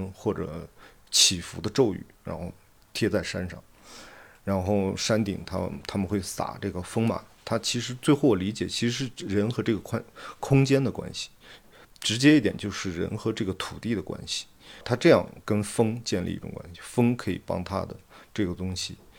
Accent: Xining, Qinghai, China; 然后我小时候是在东区长大，是在那个穆斯林社区长大，我上学就在清真大寺旁边的那个那个学校，

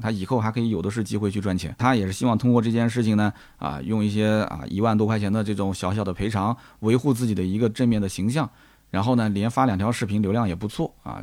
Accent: Nanjing, Jiangsu, China; 我还是南京郊区的啊，就是比较的闭塞

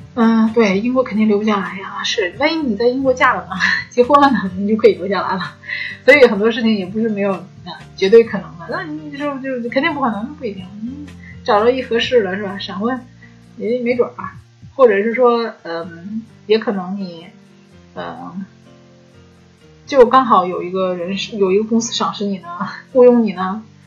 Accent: China; 我们中国的影片，可能都是我们中国人来做制片

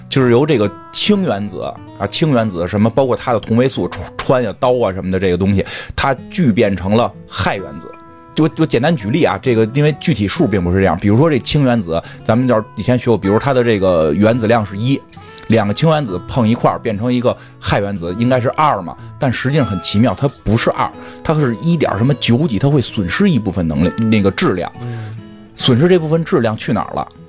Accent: China; 我们中国人的这个对韧劲儿

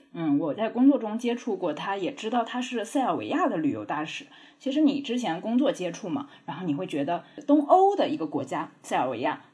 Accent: Jiangnan, China; 我老家是在江南的乡下

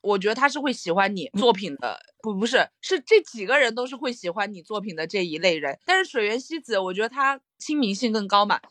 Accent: Guizhou, China; moved away; also born or lived in Japan; 当时我还在日本发微博，然后我就有点儿想家了，因为我是贵州的嘛

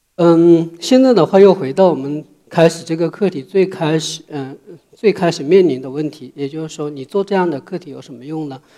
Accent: southern China, China; moved away as an adult; now in Beijing, China; 我小时候是在中国南方的一个小山村里长大

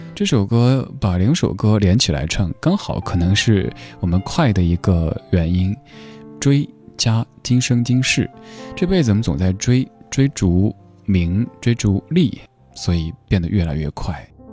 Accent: Chengdu, Sichuan, China; now in Beijing, China; 生活在我们的家乡成都

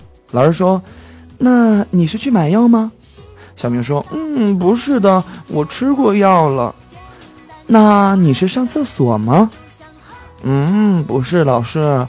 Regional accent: Henan, China; 我是河南人

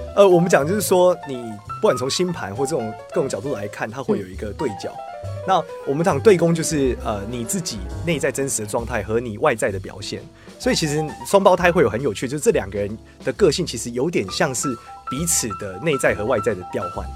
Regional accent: Taiwan; 我是来自于台湾

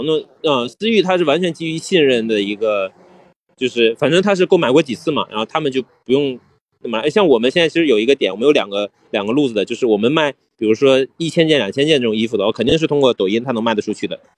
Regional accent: northern China, China; 因为我是北方人嘛

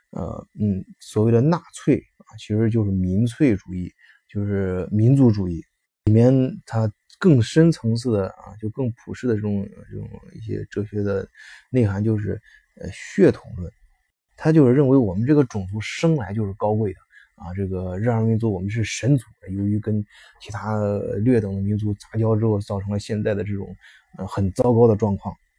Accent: China; now in Germany; 我们中国人的什么，在这边儿阶层不错的是，孩子上一些，呃，私立学校

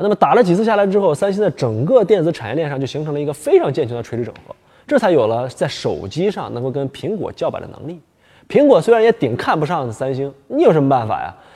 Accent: Northeast China, China; 我们东北老家呢，冬天特别冷，土豆、萝卜、白菜老三样儿

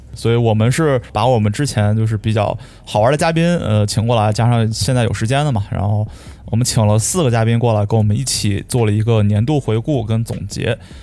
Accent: Shijiazhuang, Hebei, China; 我是河北石家庄人，对吧？所以我的普通话挺好的

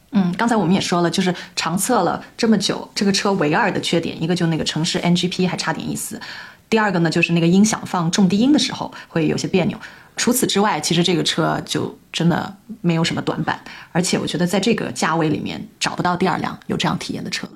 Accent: Guangzhou, Guangdong, China; 我们广州人就主打一个松弛感嘛

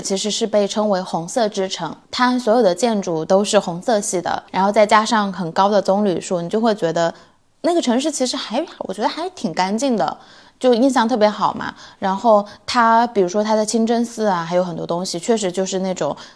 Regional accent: China; now in Sweden; 我们从中国来。” 但是我们住在瑞典

